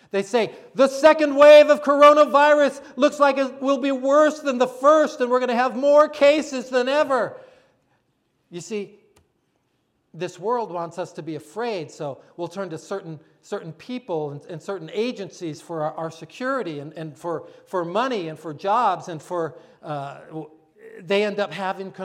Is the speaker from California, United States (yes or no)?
no; Florida, United States; I'm from Florida